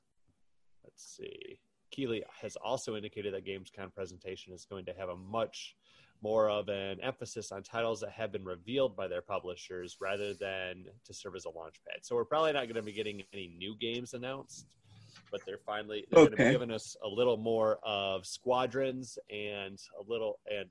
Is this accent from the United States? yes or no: yes; Michigan, United States; We're all from Michigan